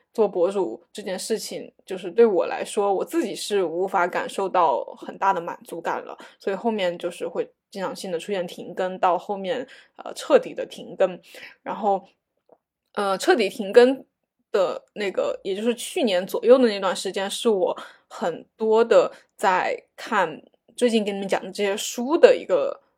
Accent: China; 作为一个，嗯，嗯，中国，就是这种亚洲小孩儿吧

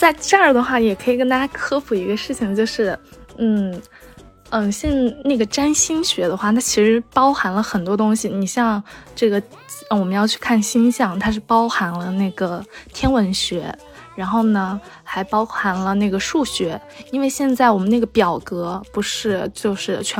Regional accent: China; 按我们中国人的说法就是透露天机，可以这样子说。

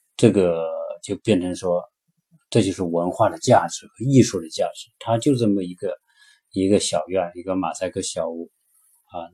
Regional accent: China; 我们是从中国来的

